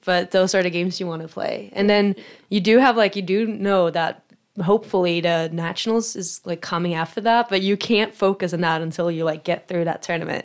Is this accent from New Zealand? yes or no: no; Sweden; moved away as an adult; now in United States; I'm from Sweden, so, uh, far away from home